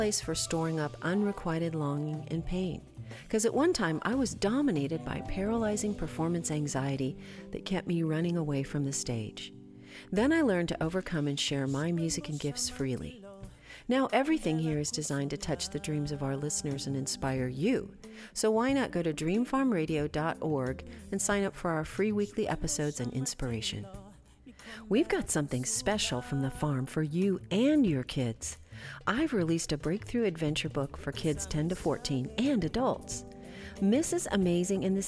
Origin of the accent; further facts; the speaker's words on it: Bakersfield, California, United States; now in Boston, United States; originally from Bakersfield